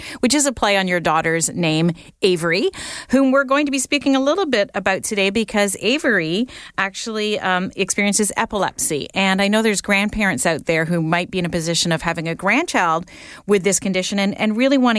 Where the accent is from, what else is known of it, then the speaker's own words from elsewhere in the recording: Canada; being a Canadian